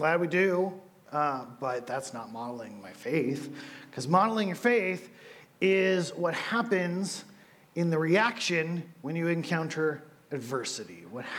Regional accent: California, United States; I come from California, from people with brown hair and blue eyes. I come from smells of wood dust.

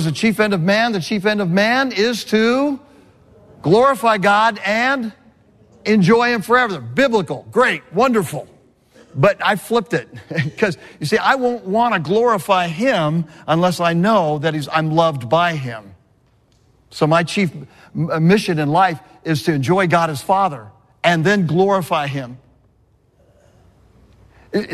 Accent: California, United States; moved away; I grew up in California

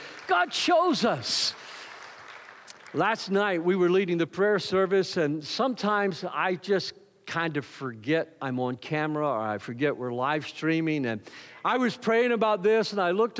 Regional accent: the South, Southern United States, United States; I'm a Southerner

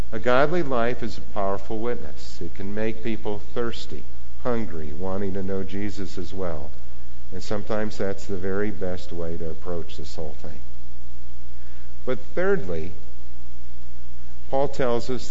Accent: Argyle, Minnesota, United States; where I grew up in Argyle, Minnesota

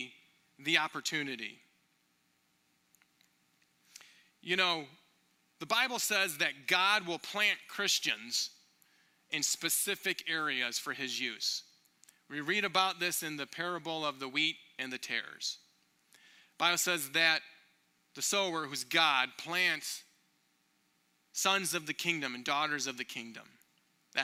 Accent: Michigan, United States; now in Minneapolis, United States; I grew up in Michigan

